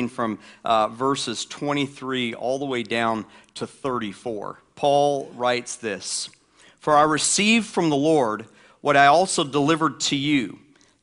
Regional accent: the South, United States; I grew up in the South

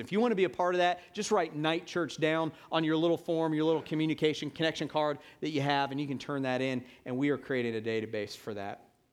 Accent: Atlanta, Georgia, United States; now in Hilton Head Island, United States; in my hometown, Atlanta, Georgia

